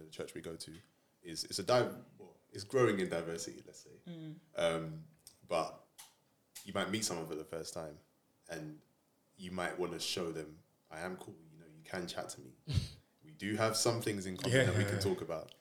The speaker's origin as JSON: {"language": "English", "region": "London", "country": "United Kingdom", "tie": "born or raised there", "said": "I always felt like I grew up in East London"}